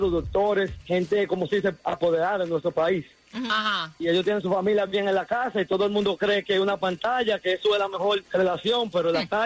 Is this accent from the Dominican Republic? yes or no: yes; Dominican Republic; also born or lived in Europe; now in United States; yo soy dominicano, vivido en Europa 20 años y ahora en Estados Unidos y voy a menudo a República Dominicana.